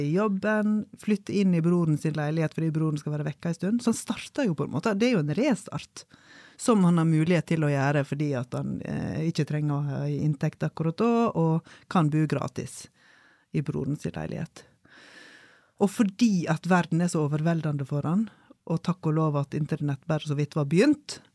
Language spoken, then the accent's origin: Norwegian; Solheimsdalen, Vestland, Norway; hjemme i Solheimsdalen